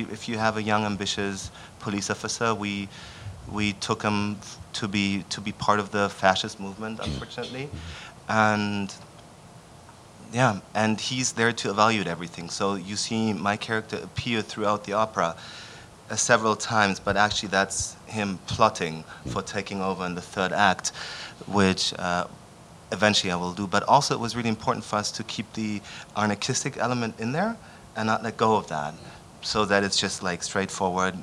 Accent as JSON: {"language": "English", "region": "Berlin", "country": "Germany", "tie": "born or raised there", "also_born_or_lived": "Vienna", "moved": "yes", "said": "I'm from Berlin. I grew up in Berlin"}